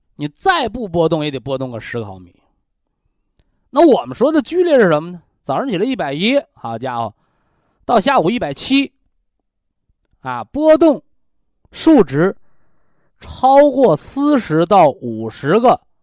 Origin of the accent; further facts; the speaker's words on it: China; 虽然我们中国人呢有一个审美标准